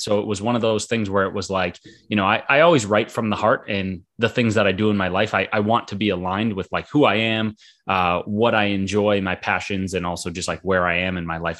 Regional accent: Boston, Massachusetts, United States; also born or lived in Florida; I'm from Boston, Massachusetts. Been here most of my life

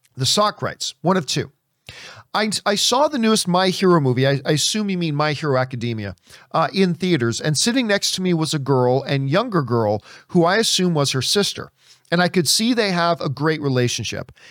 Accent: Halifax, Nova Scotia, Canada; moved away; Sidney Crosby, who's from my hometown. Um, at least the town I was born in. He's from Halifax as well.

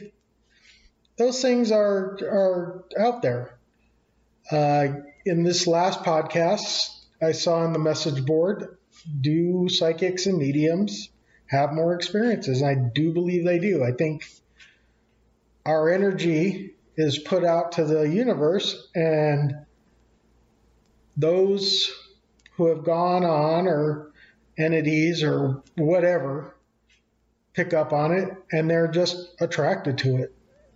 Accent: New Mexico, United States; I'm from New Mexico

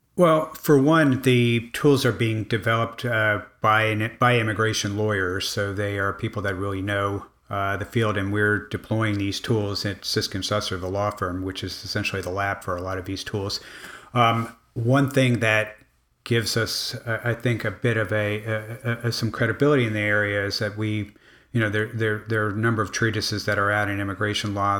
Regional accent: Miami, Florida, United States; I grew up in Miami

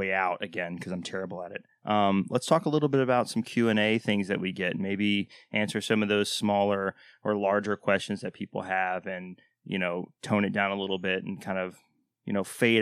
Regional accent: Waco, Texas, United States; moved away as an adult; now in Delaware, United States; I'm from Waco, which is very cowboy country

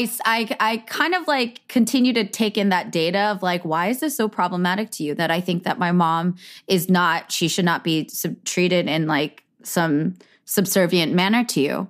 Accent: Bay Area, California, United States; I grew up in the Bay Area.

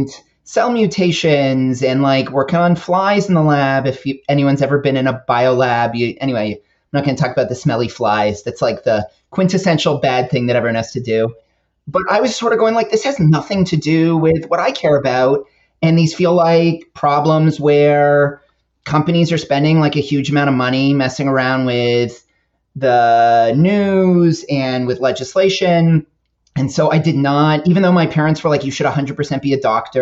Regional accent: Toronto, Ontario, Canada; I'm also from Toronto

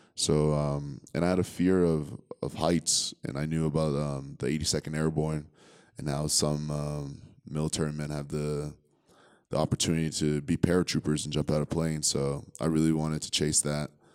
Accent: Concord, New Hampshire, United States; also born or lived in Liberia / Connecticut / New York; Concord, New Hampshire is where I grew up

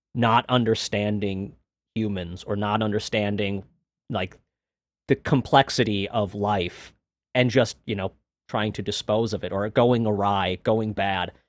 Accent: Minneapolis, Minnesota, United States; I'm from Minnesota

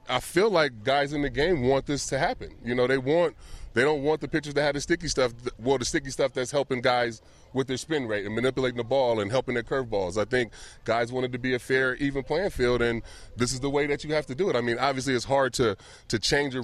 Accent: Vallejo, California, United States; a kid like me growing up in Vallejo

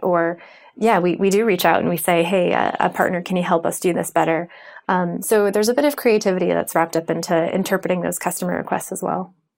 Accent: United States; I'm American

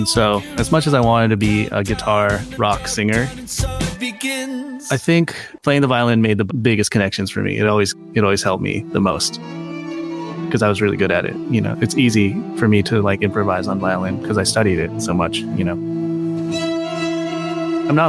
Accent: Virginia, United States; also born or lived in Ithaca, New York; I grew up in Virginia

